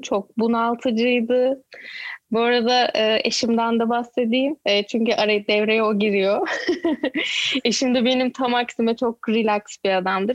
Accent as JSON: {"language": "Turkish", "town": "Izmir", "region": "İzmir", "country": "Turkey", "tie": "born or raised there", "also_born_or_lived": "Ankara / Istanbul", "moved": "as an adult", "lives_now": "Canada", "said": "Ankara'da doğdum ama İzmirliyim. Çok küçük yaşta İzmir'e göçtük. Ee, orada doğdum, yani orada büyüdüm diyeyim. Lise, üniversite hayatım İzmir'de"}